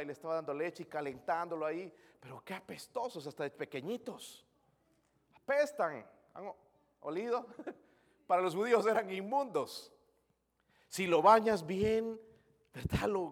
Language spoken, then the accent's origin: Spanish; Bolivia; moved away; Soy de Bolivia